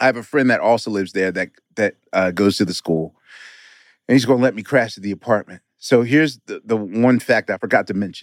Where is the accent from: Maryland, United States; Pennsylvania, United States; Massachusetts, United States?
Pennsylvania, United States; Philadelphia; being a Philadelphian